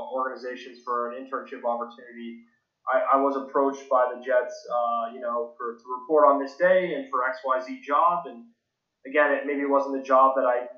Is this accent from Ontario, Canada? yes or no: yes; Toronto, Ontario, Canada; I grew up in Toronto, Canada, just a suburb outside of the city